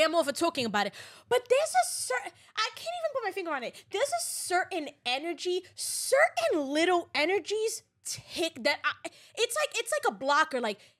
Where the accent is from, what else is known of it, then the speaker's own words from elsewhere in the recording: Brooklyn, New York, United States; also born or lived in Staten Island; I was born and raised in Brooklyn. But then I moved to Staten Island when I was like.